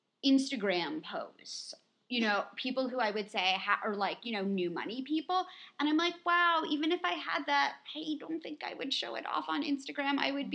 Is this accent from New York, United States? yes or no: yes; New York City, New York, United States; I grew up on the Upper East Side of Manhattan.